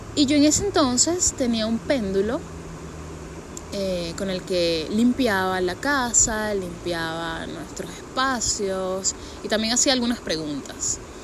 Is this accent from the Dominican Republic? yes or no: no; San Antonio de los Altos, Miranda, Venezuela; yo soy de San Antonio de los Altos